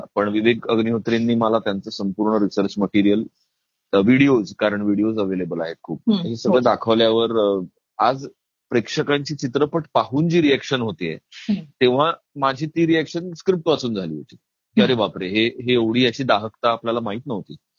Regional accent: Maharashtra, India; मी महाराष्ट्रीयन आहे

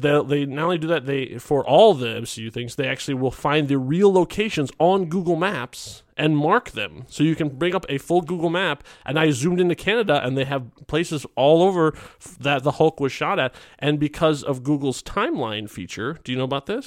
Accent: Chicago, Illinois, United States; I grew up in Chicago

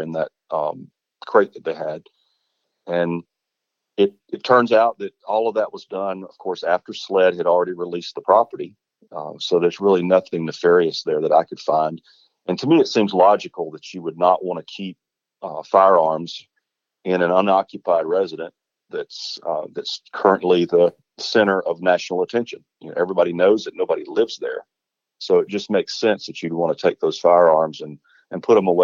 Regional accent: Varnville, South Carolina, United States; I was born and raised in Varnville, grew up here

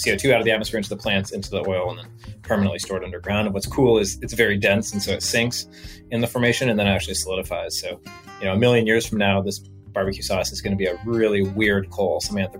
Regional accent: Pullman, Washington, United States; Beautiful. First off, the Palouse is what that region is called. It's just absolutely beautiful.

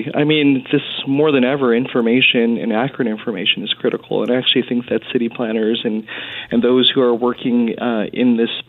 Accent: Winnipeg, Manitoba, Canada; moved away as an adult; now in Edmonton, Canada; because I'm from Winnipeg

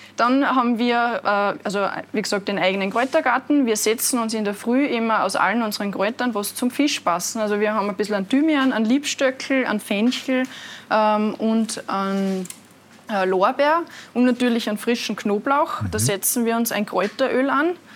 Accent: Altaussee, Styria, Austria; ich bin in Aldasse geboren

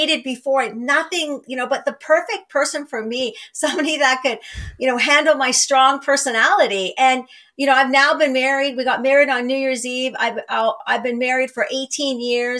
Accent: small Northern Ontario town, Canada; moved away as an adult; I moved home to a small Northern Ontario town

